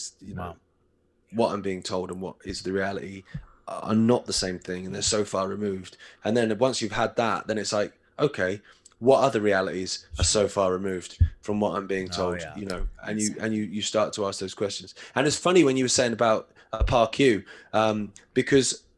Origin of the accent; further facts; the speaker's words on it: England, United Kingdom; I'm English